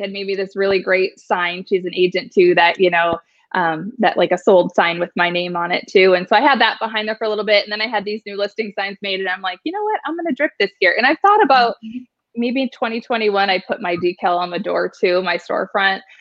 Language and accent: English; Superior, Wisconsin, United States; now in Arizona, United States; I am from a small town, um, Superior, Wisconsin. People think I'm Canadian all the time.